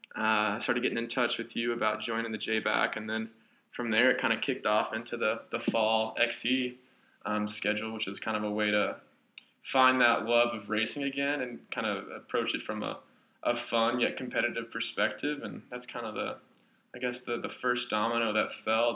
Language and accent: English; Owensboro, Kentucky, United States; moved away; I originally hail from Owensboro, Kentucky. Uh, small town, I guess you'd call it